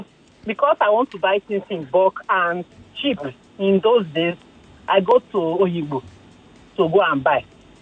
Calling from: Ikeja, Lagos, Nigeria; I'm calling from Ikeja.

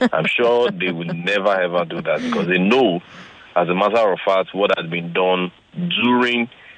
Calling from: Ikorodu, Lagos, Nigeria; I'm calling from Korodo.

